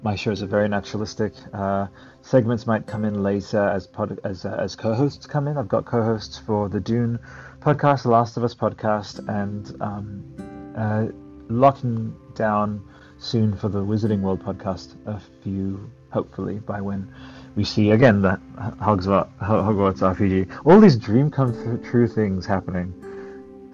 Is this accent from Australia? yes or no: yes; Australia; also born or lived in Canberra; I'm Australian. I live in Canberra